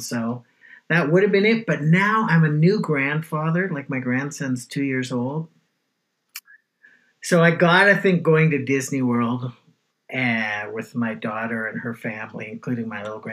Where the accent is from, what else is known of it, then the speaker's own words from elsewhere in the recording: Toronto, Ontario, Canada; I grew up in the west end of Toronto, which is called Weston